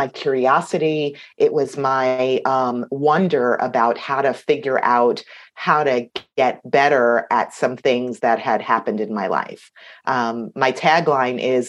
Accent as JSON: {"language": "English", "town": "New York City", "region": "New York", "country": "United States", "said": "I come from Queens, New York"}